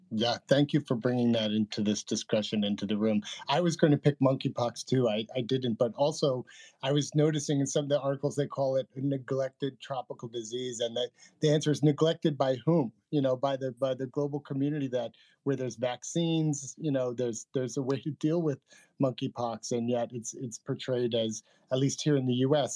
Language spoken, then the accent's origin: English; New York, United States; my home state of New York